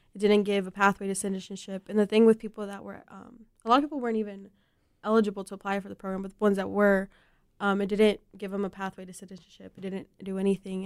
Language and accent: English; Mexico; moved away; I was born in Mexico, so I definitely identify, um, with that community